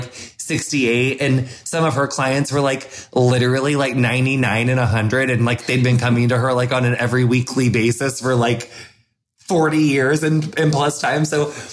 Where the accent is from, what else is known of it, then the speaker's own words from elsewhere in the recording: Quincy, United States; my hometown Quincy is like on a bluff